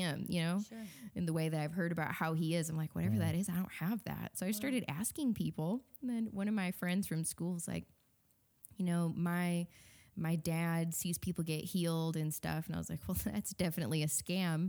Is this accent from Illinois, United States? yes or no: yes; Wheaton, Illinois, United States; Wheaton, so okay. Chicago suburbs. Yeah, just grew up there